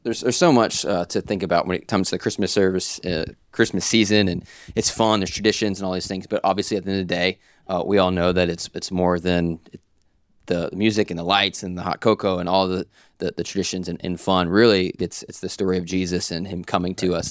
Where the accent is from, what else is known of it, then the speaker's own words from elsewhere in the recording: Pennsylvania, United States; now in Florida, United States; I grew up in Pennsylvania